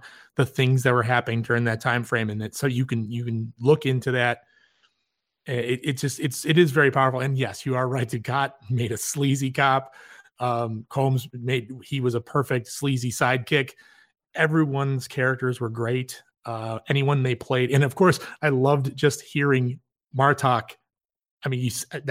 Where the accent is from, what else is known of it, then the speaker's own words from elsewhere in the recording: Chicago, Illinois, United States; I'm from Chicago